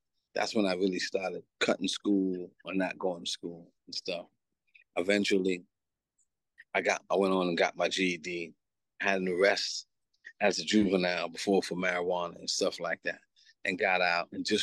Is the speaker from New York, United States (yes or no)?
yes; New York City, New York, United States; also born or lived in Antigua; Growing up in New York City. Coming of age in Queens, New York in 1983, 84